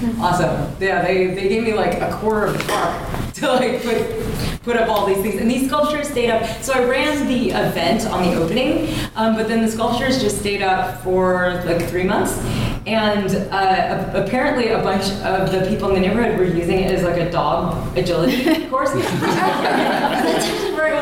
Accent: Kentucky, United States; now in New York, United States; I grew up in Kentucky

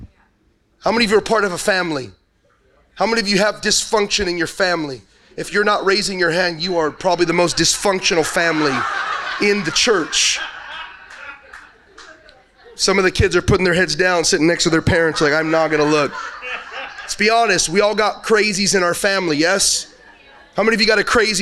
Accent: Los Angeles, California, United States; I'm originally from Los Angeles, so I'm not a born and raised Texan

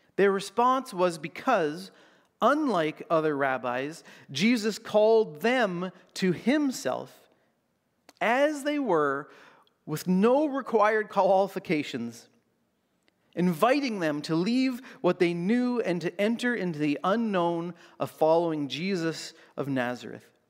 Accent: Canada; as a Canadian

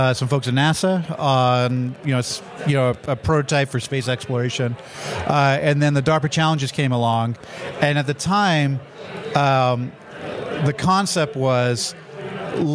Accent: Canada; I'm Canadian

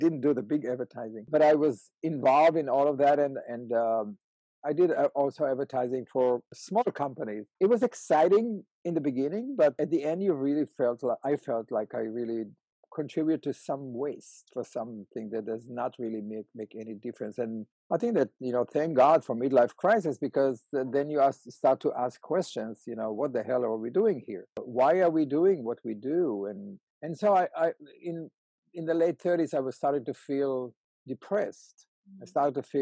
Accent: Israel; moved away; I was born in Israel. In a kibbutz

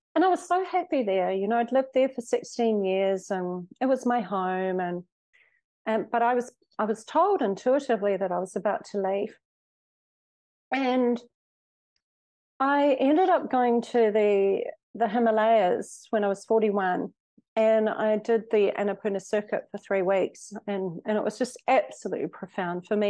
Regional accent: New Zealand; moved away as an adult; also born or lived in Australia / Mexico; I was born in Australia, brought up in New Zealand

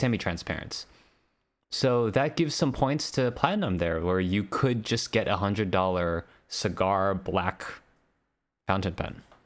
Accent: Hawaii, United States; I'm from Hawaii

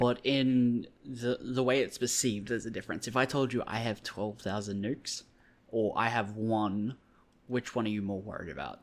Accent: Australia; I'm an Australian

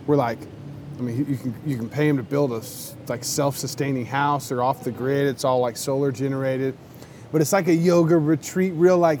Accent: United States; I'm an American down here

